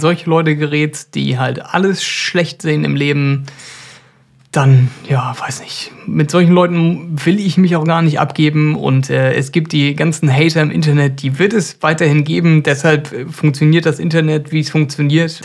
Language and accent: German; Germany; bei uns in Deutschland